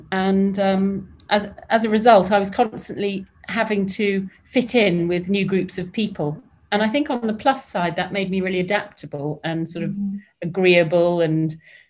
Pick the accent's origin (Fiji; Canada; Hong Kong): Hong Kong; also born or lived in England; So I grew up in Hong Kong, and I was the sort of expat kid that turned up. I ended up at a fairly strict all-girls boarding school in the Dorset countryside.